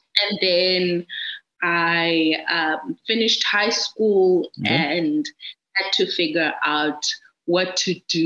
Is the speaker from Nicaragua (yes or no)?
no; Gqeberha, Eastern Cape, South Africa; art and design school here in PE, my hometown